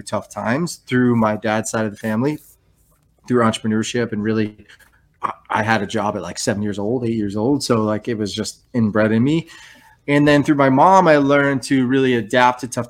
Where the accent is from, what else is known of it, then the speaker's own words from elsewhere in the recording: New Hampshire, United States; moved away; I grew up in New Hampshire, firstborn son in a Greek family